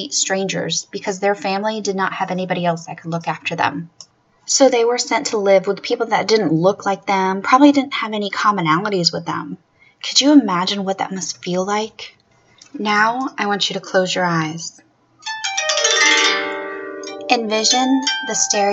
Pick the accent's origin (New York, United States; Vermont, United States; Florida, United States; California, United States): Florida, United States; my home state of Florida